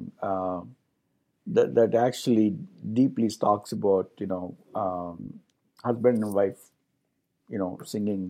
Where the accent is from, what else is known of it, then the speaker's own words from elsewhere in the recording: India; Being an Indian